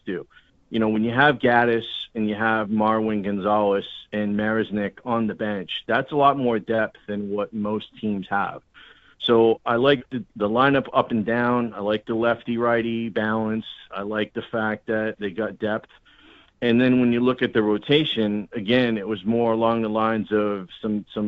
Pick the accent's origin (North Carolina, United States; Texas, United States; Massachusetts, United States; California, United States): Massachusetts, United States; Boston; moved away; I'm originally from Boston, so I'm a fan of the Red Sox